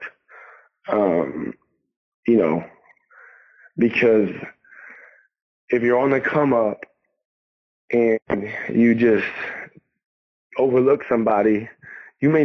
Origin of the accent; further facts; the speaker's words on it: New York, United States; I'm a New Yorker